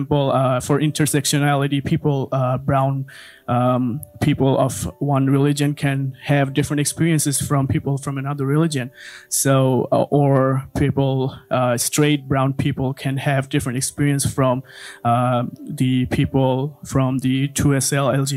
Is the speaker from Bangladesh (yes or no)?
yes; Bangladesh; I'm also from Bangladesh